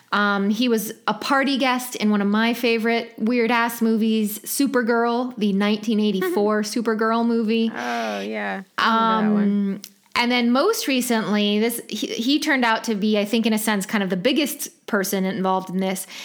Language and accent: English; India; I'm from India and I know how